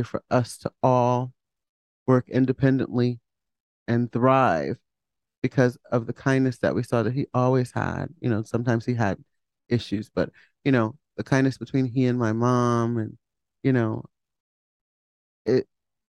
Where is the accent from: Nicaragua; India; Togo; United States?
United States; Hamden, Connecticut; I grew up in Hamden with my mom and dad.